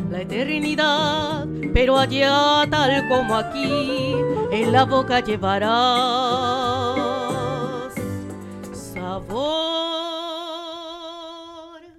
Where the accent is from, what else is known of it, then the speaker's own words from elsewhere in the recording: Estación Ruiz, Nayarit, Mexico; now in Tijuana, Mexico; El mes que viene va a ser 20 años que llegué yo aquí a Tijuana, desde Estación Ruiz Nayarit.